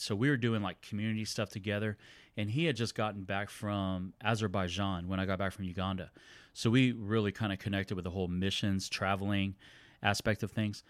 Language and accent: English; San Antonio, Texas, United States; was born and raised in San Antonio